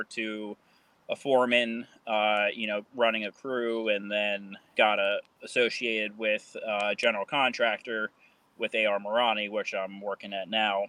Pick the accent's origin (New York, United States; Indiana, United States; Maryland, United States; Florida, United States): Maryland, United States; Baltimore; I am from Baltimore, Maryland, and I am a construction superintendent.